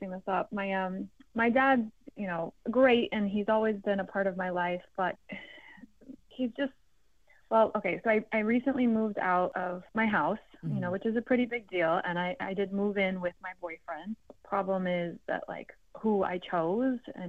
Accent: Bay Area, California, United States; I was born here in the Bay Area

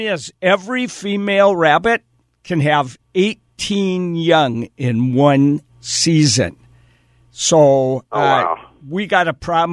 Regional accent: Wisconsin, United States; moved away; So I grew up in Wisconsin

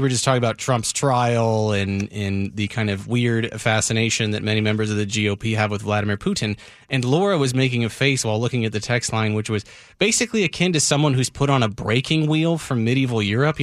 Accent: United States; as an American

